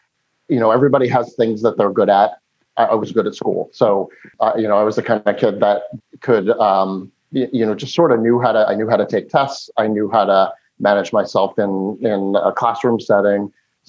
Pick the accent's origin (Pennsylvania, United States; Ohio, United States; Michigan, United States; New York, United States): New York, United States; East Meadow; now in Philadelphia area, United States; So I grew up on Long Island, a town called East Meadow, suburban New York, not too different than the town we live in outside of Philadelphia today.